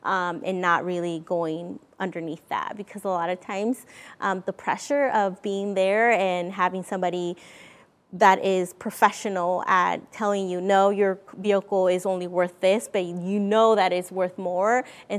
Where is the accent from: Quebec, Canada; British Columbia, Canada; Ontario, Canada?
British Columbia, Canada; Vancouver; because again, I'm from Vancouver. I go and see my dad in California.